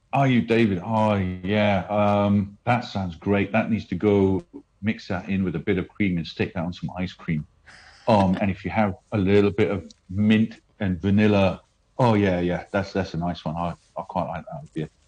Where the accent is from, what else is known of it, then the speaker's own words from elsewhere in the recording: India; moved away; I grew up in India